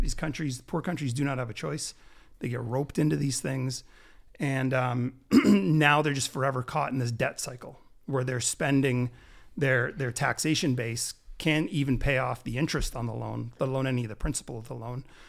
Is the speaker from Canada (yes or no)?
yes; Canada; I'm, I'm the only one in my family born here, but all my brothers and sisters are born down there.